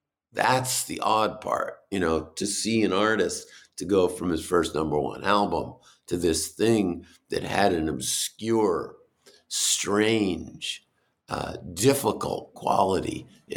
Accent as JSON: {"language": "English", "region": "New Hampshire", "country": "United States", "tie": "born or raised there", "said": "growing up in New Hampshire, and we really felt like he belonged to us"}